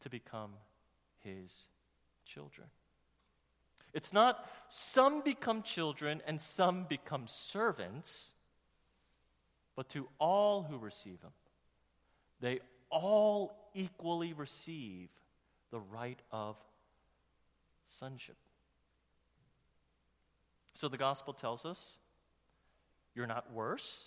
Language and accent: English; New York, United States; growing up in New York